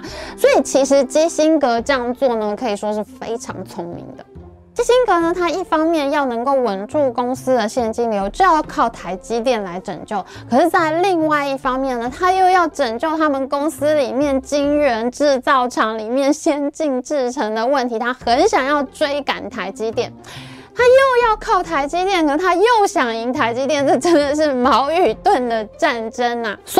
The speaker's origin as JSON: {"language": "Chinese", "country": "Taiwan", "said": "所以呢，身为一个台湾人，我觉得现在真是一个非常好的这个时机"}